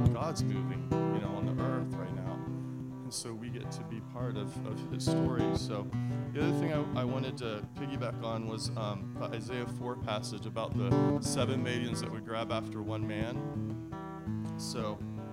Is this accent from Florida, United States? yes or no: yes; Florida, United States; I was raised in Florida